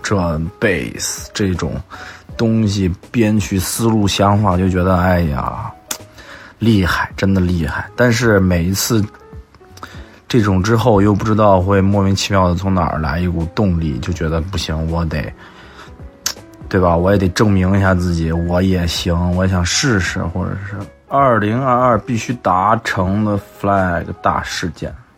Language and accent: Chinese; Xi'an, Shaanxi, China; 我西安人。